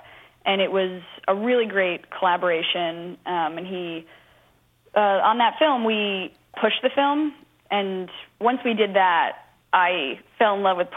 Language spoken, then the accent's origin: English; New York City, New York, United States; I'm born and raised in New York City